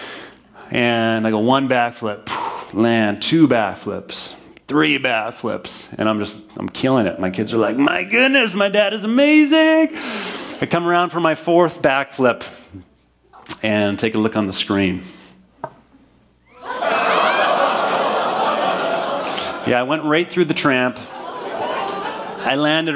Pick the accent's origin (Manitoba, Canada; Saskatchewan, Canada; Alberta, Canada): Manitoba, Canada; moved away; back to my hometown in Manitoba